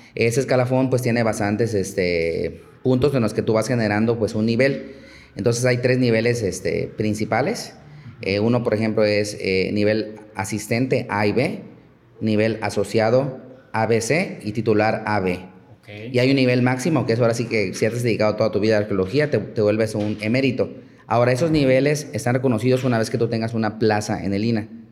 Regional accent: Chiapas, Mexico; moved away as an adult; now in Yucatán, Mexico; yo vengo, soy originario de Chiapas

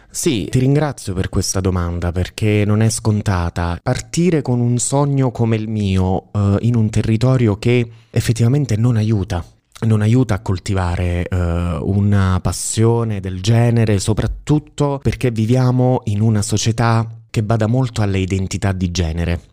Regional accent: Sala, Italy; moved away as an adult; io sono appunto originario di Sala e nella vita mi sono trasferito, sono andato via da Sala, avevo diciotto anni

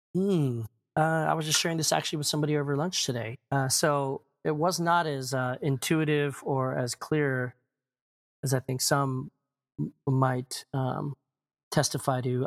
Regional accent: Maryland, United States; also born or lived in Chicago / Korea; I was born and raised in Maryland

